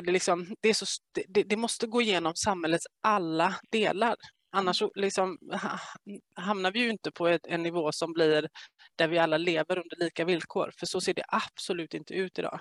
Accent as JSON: {"language": "Swedish", "town": "Gothenburg", "region": "Västra Götaland", "country": "Sweden", "said": "jag är från Göteborg"}